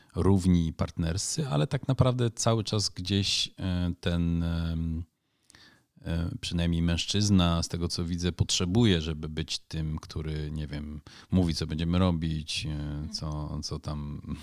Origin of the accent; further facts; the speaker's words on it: Netherlands; now in Poland; kulturowo jestem na pewno w Polsce, jestem bardziej Holendrem, a w Holandii może bardziej Polakiem.